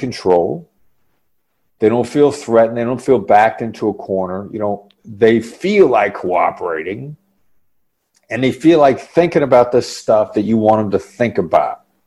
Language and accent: English; Iowa, United States; I grew up in Iowa